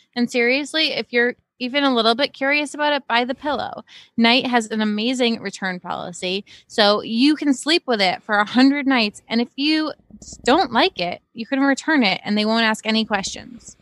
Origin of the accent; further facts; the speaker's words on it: Cape Cod, Massachusetts, United States; moved away as an adult; also born or lived in Boston / Brooklyn; I grew up on Cape Cod, very sheltered place to begin